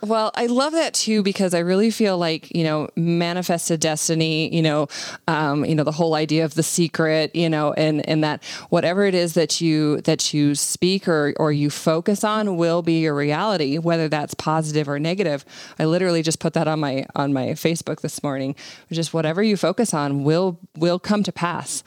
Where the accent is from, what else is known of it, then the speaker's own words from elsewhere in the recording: Montana, United States; I was born in Montana